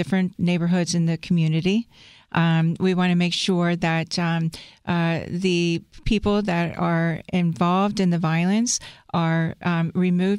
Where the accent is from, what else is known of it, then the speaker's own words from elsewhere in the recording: Cincinnati, Ohio, United States; I'm a hometown girl. I grew up in Mount Airy.